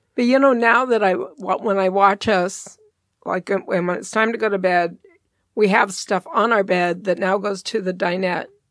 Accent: the West, United States; you and I had the great opportunity of growing up in the West where there were a lot of wild animals

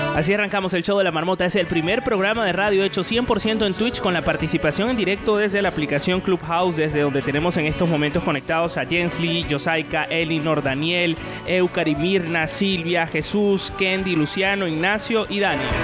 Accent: Venezuela; now in Valencia, Spain; Los venezolanos, los venezolanos eh, pronunciamos las S aspiradas

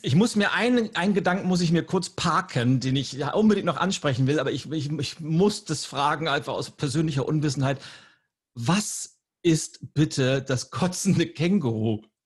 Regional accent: Lübeck, Schleswig-Holstein, Germany; meine Heimatstadt Lübeck

